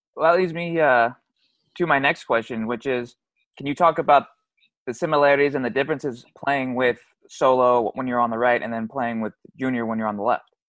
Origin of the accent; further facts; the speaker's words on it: Arizona, United States; I was raised in Arizona